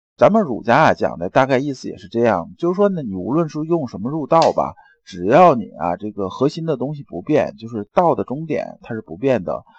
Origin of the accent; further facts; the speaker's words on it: China; 我们中国人